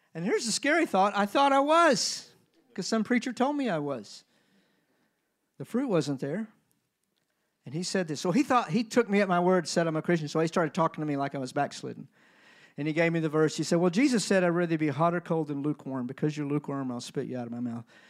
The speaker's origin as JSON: {"language": "English", "country": "United States", "said": "I'm American"}